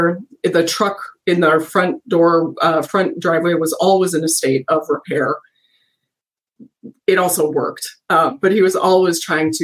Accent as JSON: {"language": "English", "town": "New Ulm", "region": "Minnesota", "country": "United States", "tie": "born or raised there", "said": "I grew up in New Ulm."}